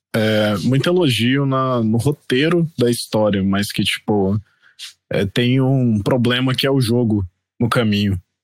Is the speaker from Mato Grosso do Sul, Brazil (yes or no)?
yes; Campo Grande, Mato Grosso do Sul, Brazil; Eu sou eh, originário de Campo Grande, Mato Grosso do Sul.